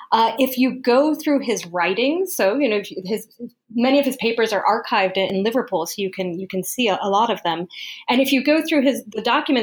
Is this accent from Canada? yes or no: no; Colombia; born there; Another part of the story is that I was born in South America. I was born in Colombia.